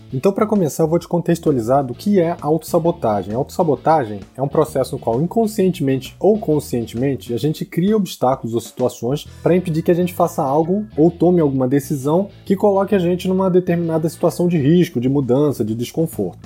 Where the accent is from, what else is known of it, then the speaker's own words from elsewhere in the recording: Rio de Janeiro, Brazil; Porque eu sou solteiro, porque eu sou brasileiro, porque eu sou carioca, porque eu não falo inglês